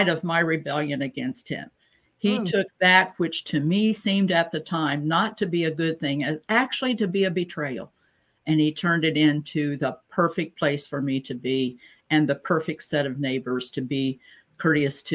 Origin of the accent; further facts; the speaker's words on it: Ohio, United States; moved away as an adult; also born or lived in North Carolina; make a move back to my home state where my family and circle of friends are